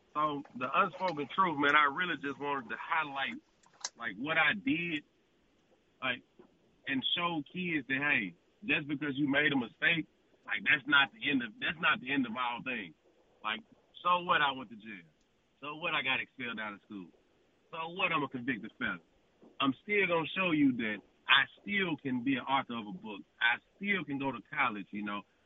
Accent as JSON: {"language": "English", "town": "Jackson", "region": "Mississippi", "country": "United States", "tie": "born or raised there", "said": "growing up in Jackson, man, it was me and my brother, my dad"}